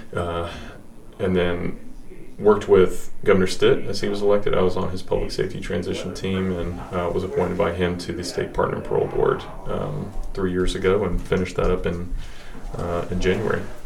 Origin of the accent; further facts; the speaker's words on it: Broken Arrow, Oklahoma, United States; moved away as an adult; now in Oklahoma City, United States; I grew up in Broken Arrow, Oklahoma